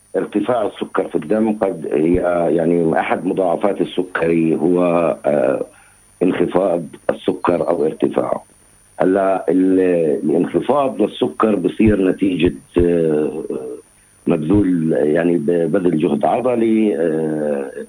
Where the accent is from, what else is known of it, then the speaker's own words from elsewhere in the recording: Palestine; عندنا في فلسطين